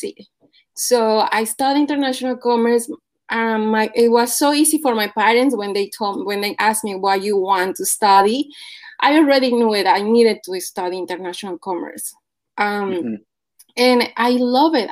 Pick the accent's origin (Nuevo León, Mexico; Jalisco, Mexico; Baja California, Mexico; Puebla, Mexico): Puebla, Mexico; moved away; I am from Mexico, from Puebla specifically.